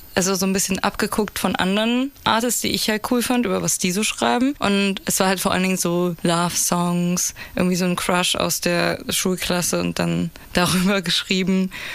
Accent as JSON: {"language": "German", "region": "Berlin", "country": "Germany", "tie": "born or raised there", "said": "Ich bin in Berlin geboren und aufgewachsen"}